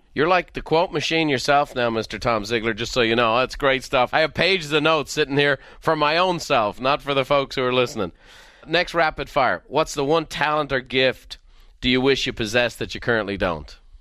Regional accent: Ireland; growing up in Ireland

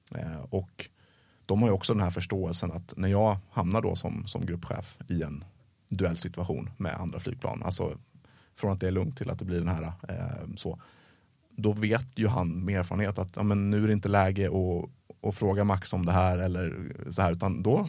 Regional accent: Sweden; som svensk

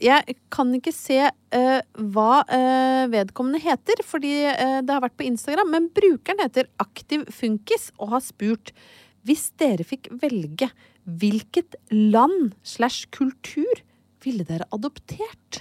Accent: Brøttum, Innlandet, Norway; en veldig, veldig god venninne, Heidi, som jeg vokste opp på Brøttum eh, sammen med

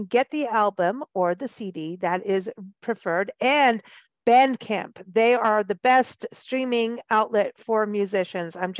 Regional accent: South Africa; moved away; growing up in Africa

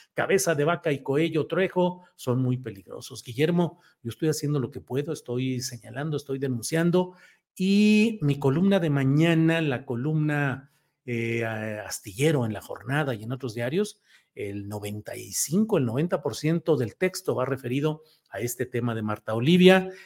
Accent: Torreón, Coahuila, Mexico; yo que soy de Torreón, Coahuila

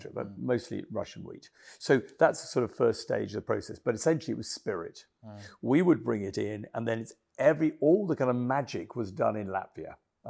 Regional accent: Kenya; now in England; I came from Kenya, and I was shocked when I first came to England that people went out and they just got blitzed

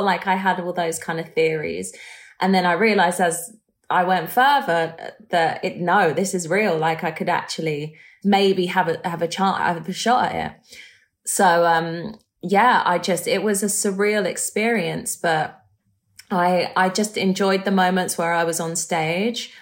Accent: London, United Kingdom; I grew up in London

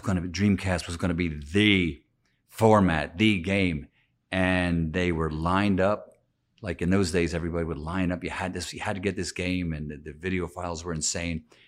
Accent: Philadelphia, Pennsylvania, United States; accent: Philadelphia; that little bit of a Philadelphia accent, and I always feel like I sound like I'm definitely from the East Coast

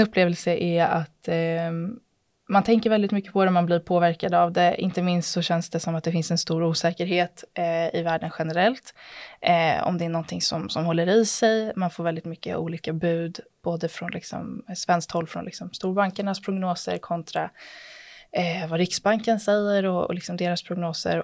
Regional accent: Stockholm, Stockholm County, Sweden; jag är född och uppvuxen i Stockholm

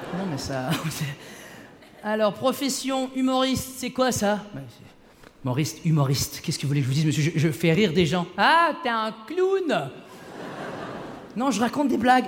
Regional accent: Quebec, Canada; québécois d'origine marocaine

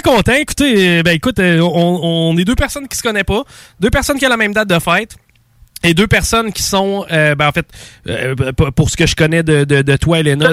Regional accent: Quebec City, Quebec, Canada; moi, je suis de Québec

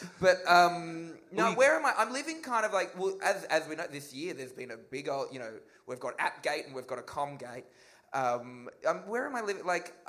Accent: Australia; moved away; I'm from Australia

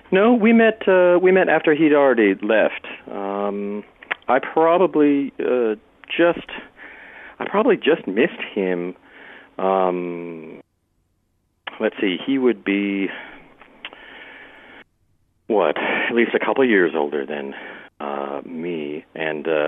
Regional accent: Billings, Montana, United States; Originally from Montana. Yeah, I was born in Billings uh, and uh, uh, adopted quite early, uh, at about three months

